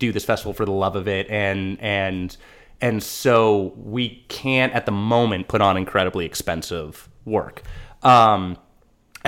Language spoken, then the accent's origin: English; Southern California, United States; I was a SoCal kid